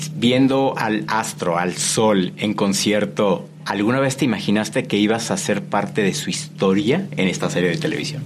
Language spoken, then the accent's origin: Spanish; Mexico; como mexicano